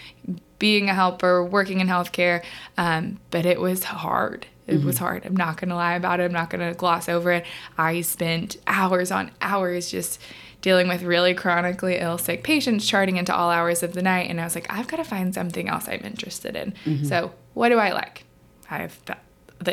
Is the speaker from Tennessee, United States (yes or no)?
yes; Middle Tennessee, United States; also born or lived in South Carolina; I consider Middle Tennessee home